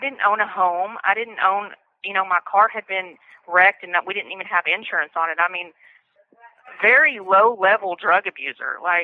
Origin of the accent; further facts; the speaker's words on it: Fort Worth, Texas, United States; I'm from Fort Worth, Texas